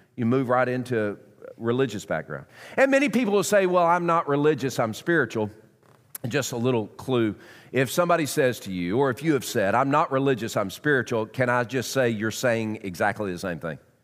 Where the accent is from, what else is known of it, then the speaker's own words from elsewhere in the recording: Knoxville, Tennessee, United States; I was born in Knoxville. My extended family is from Knoxville. I'm a South Knoxvillian